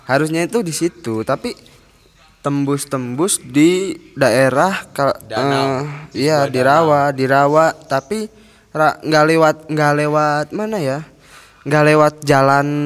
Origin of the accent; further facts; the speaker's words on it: Klaten, Central Java, Indonesia; by the way kita juga dari Klaten ya